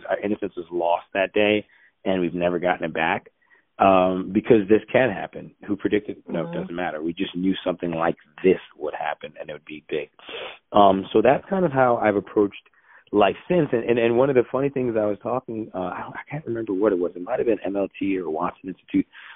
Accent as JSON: {"language": "English", "country": "Nigeria", "also_born_or_lived": "United States", "moved": "yes", "said": "I'm Nigerian"}